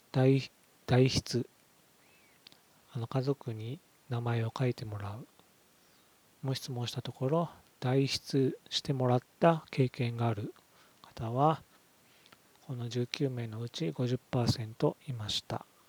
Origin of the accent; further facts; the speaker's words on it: Okinawa, Japan; 私は地元の沖縄県で相続や事業承継の一つの選択肢として民信託に関する講座などをやっており